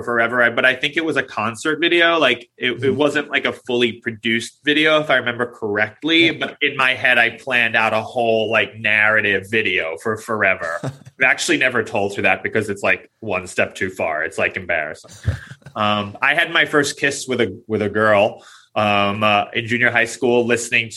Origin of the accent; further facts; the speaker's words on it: New York City, New York, United States; I grew up in Queens, which, if you don't know, those are attached basically. So, you know, we're both native New Yorkers.